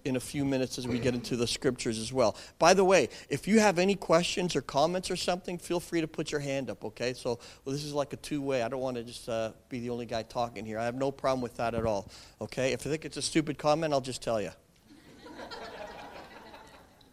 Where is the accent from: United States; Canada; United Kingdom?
Canada; We in Canada